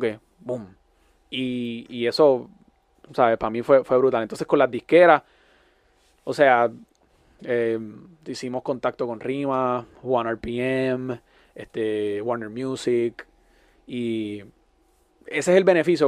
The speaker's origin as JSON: {"language": "Spanish", "country": "Puerto Rico", "moved": "as an adult", "lives_now": "Miami, United States", "said": "uno como puertorriqueño"}